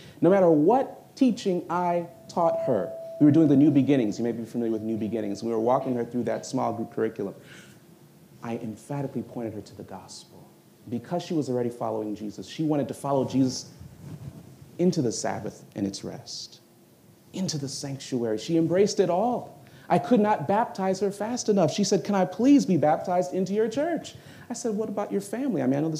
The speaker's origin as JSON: {"language": "English", "region": "New York", "country": "United States", "tie": "born there", "said": "I am from Jamaican descent, though I was born in New York."}